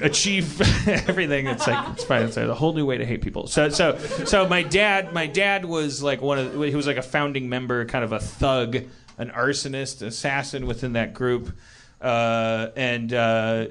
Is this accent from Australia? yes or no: no; Wisconsin, United States; I'm from Wisconsin